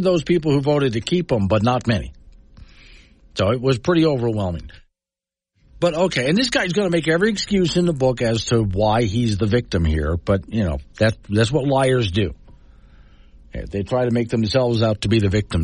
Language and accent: English; Sanibel, Florida, United States; now in Wyoming, United States; My hometown of Sanibel, Sanibel Captive Islands